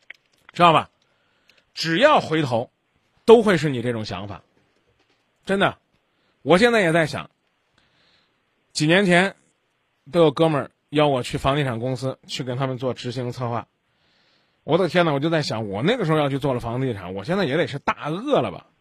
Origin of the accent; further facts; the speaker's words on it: Zhengzhou, Henan, China; 我们郑州人身体好，知道吧？啊，我们经常是这，啊，我们这个我们这四季是抽风的四季